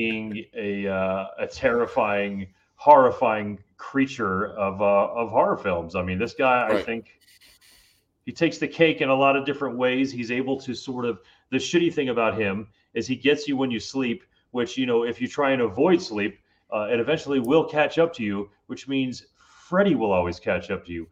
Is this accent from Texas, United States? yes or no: no; Miami, Florida, United States; growing up in Miami